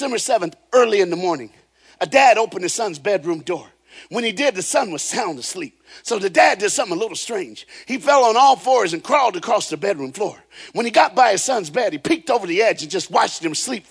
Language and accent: English; the South, United States; now in Florida, United States; I'm black, I'm from the South